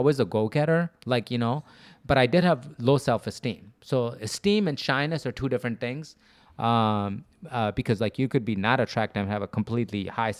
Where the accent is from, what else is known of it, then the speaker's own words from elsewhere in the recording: Wheeling, Illinois, United States; also born or lived in Buffalo Grove; I grew up in around Wheeling.